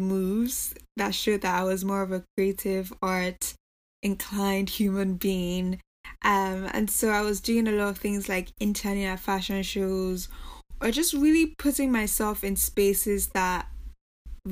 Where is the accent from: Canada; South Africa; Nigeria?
Nigeria; moved away as an adult; also born or lived in United States / England; now in New York, United States; So I grew up in Nigeria, but I was born in America. So I spent most of my years in Nigeria